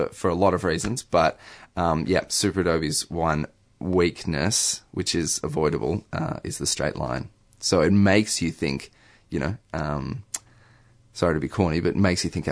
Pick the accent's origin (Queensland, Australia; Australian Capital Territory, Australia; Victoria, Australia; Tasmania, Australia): Victoria, Australia; Melbourne; I grew up in Melbourne